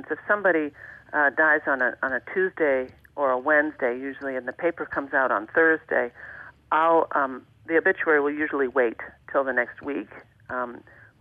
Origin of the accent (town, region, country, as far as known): Long Island, New York, United States; born or raised there; moved away as an adult; now in Alaska, United States